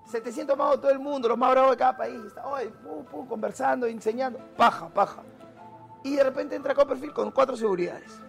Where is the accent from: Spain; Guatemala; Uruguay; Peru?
Peru; soy de Perú